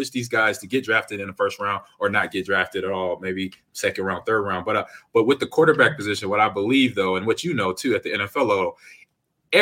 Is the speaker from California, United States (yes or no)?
yes; Los Angeles, California, United States; I grew up in Los Angeles too.